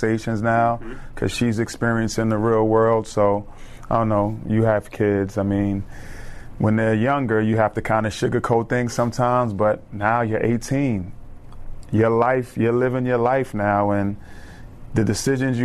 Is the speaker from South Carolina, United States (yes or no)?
no; New York City, New York, United States; moved away; as a kid growing up, I'm from the Bronx, New York